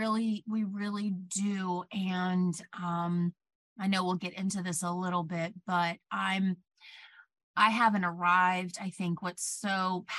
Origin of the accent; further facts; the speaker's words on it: Plant City, Florida, United States; moved away as an adult; also born or lived in New York; I'm from Plant City originally. I grew up in a very small, homogenous town